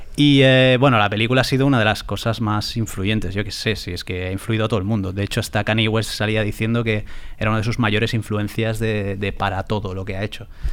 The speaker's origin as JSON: {"language": "Spanish", "town": "San Sebastián", "region": "Basque Country", "country": "Spain", "said": "yo que soy de San Sebastián, es Drago y Bola en euskera"}